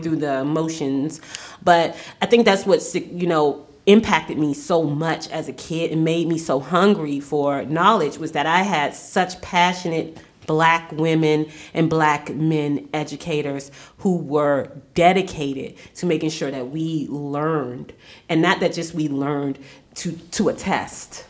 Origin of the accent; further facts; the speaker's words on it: Washington, District of Columbia, United States; I grew up in Southeast DC. Not, and I'm not talking about Capitol Hill. I'm talking about Anacostia